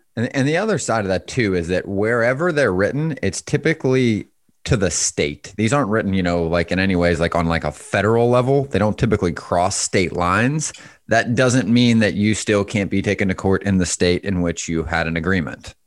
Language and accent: English; Pittsburgh, Pennsylvania, United States; moved away; I'm originally from Pittsburgh